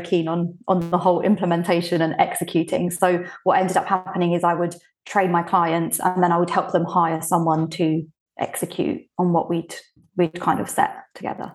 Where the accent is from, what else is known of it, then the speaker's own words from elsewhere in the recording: United Kingdom; English is a second language; also born or lived in Bulgaria; I moved to the U K when I was six